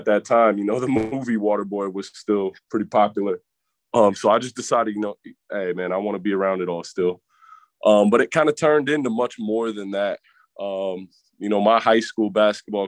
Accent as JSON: {"language": "English", "region": "Virginia", "country": "United States", "said": "I'm from Virginia"}